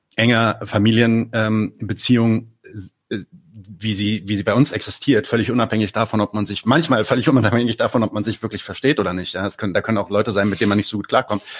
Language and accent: German; Palestine; now in Berlin, Germany